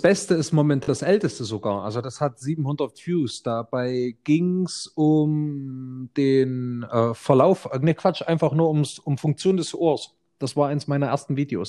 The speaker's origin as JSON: {"language": "German", "country": "Germany", "said": "als Deutscher"}